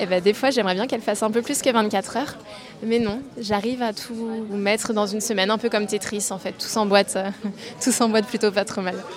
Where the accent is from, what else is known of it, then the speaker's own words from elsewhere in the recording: Nantes, Pays de la Loire, France; je suis née à Nantes et je n'ai jamais quitté cette ville